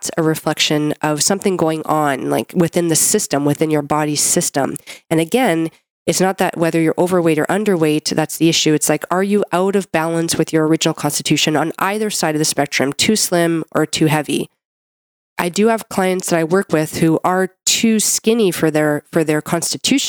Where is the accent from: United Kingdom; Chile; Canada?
Canada; I'm a Canadian medical doctor